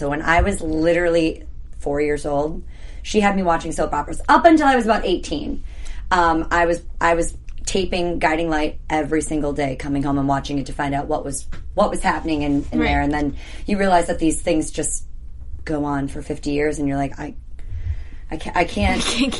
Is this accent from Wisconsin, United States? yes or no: yes; Wisconsin, United States; I'm from Wisconsin